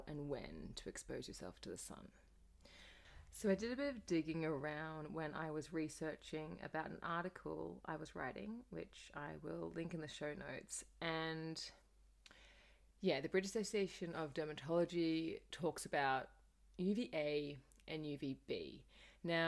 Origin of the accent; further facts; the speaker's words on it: Australia; As a child growing up in Australia